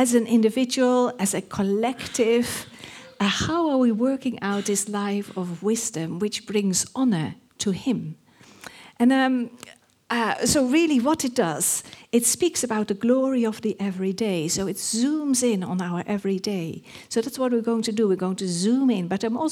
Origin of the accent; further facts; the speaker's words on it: Netherlands; accent: Dutch; English is a second language; moved away as an adult; My accent is Dutch.